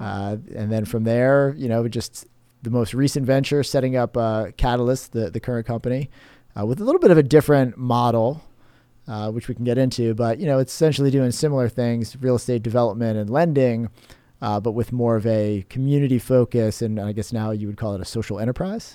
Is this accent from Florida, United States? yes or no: yes; Cape Coral, Florida, United States; also born or lived in New Jersey / Tampa; now in St. Petersburg, United States; childhood years growing up in Cape Coral, went to Cape Elementary, Cape High